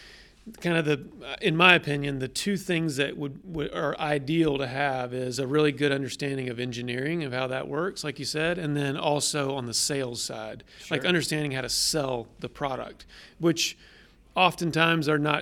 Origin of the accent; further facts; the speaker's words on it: Atlanta, Georgia, United States; I'm a native Atlantan, so I grew up around here in Atlanta.